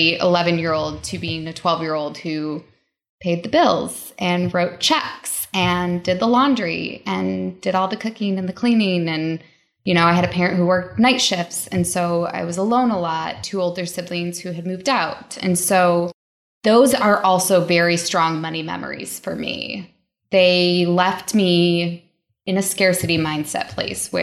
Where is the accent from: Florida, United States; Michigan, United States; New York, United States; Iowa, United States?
Michigan, United States; outside of Detroit; I grew up outside of Detroit in a suburb that was low to middle income.